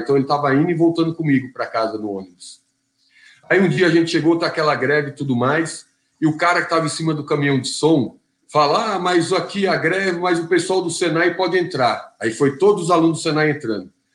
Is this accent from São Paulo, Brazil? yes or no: yes; São Bernardo do Campo, São Paulo, Brazil; E eu nasci aqui em São Bernardo do Campo. Então sou batateiro da gema aqui